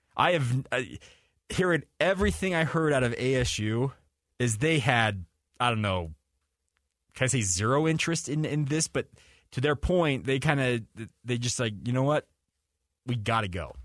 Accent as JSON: {"language": "English", "region": "Western United States", "country": "United States", "tie": "born or raised there", "said": "I'm a kid that's born and raised in the Western United States"}